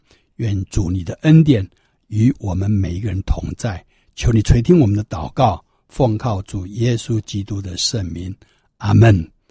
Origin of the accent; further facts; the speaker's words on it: China; 可是我们中国人认为基督教是洋教，所以都排斥啊